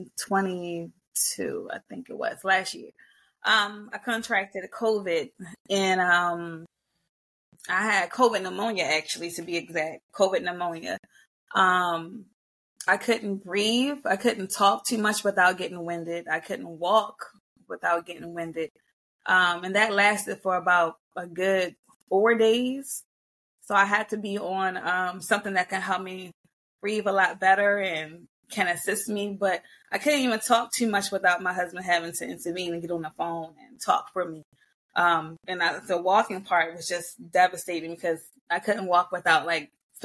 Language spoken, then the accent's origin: English; Baltimore, Maryland, United States; born and raised in Baltimore, Maryland, native all my life here